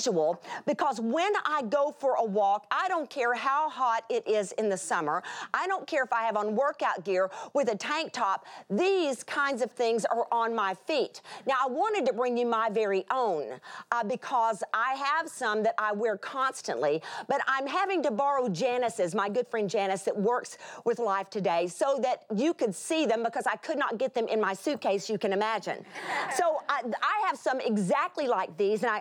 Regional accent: South Texas, United States; I come from South Texas

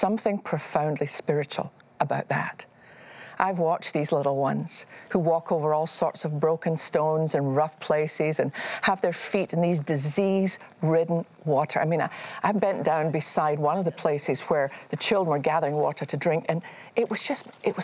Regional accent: Scotland, United Kingdom; me growing up in Scotland

